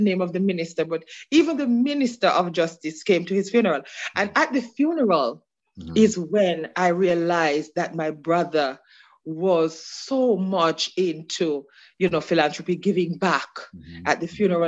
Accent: Osborne Store, Clarendon, Jamaica; now in Queens, United States; I am from the community of Osborne Store. Wow. In Clarendon.

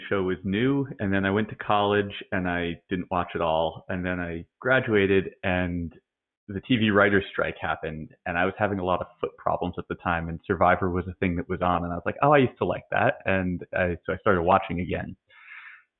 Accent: New Jersey, United States; I'm from the great state of New Jersey

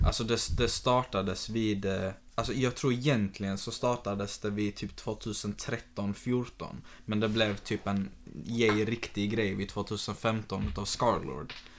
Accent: Malmö, Skåne, Sweden; jag är själv uppväxt i Karoli fram till att jag var typ 20

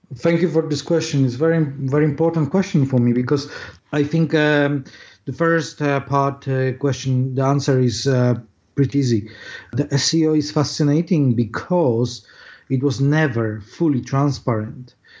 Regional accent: Poland; English is a second language; moved away as an adult; now in London, United Kingdom; I was born in Poland, as you can hear my accent probably.

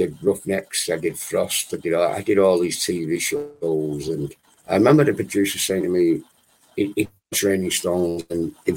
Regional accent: Manchester, North West England, United Kingdom; moved away as an adult; now in Wales, United Kingdom; I was born in Manchester.

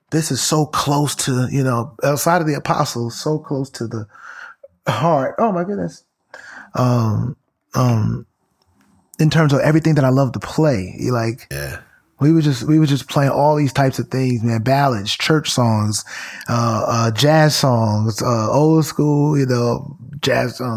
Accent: Brooklyn, New York, United States; was the uh, lead director and musician at the uh, church that I grew up in in Brooklyn, Bed-Stuy.

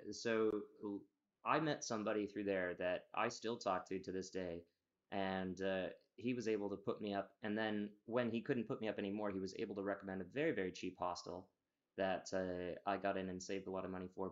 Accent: United States; now in Glasgow, United Kingdom

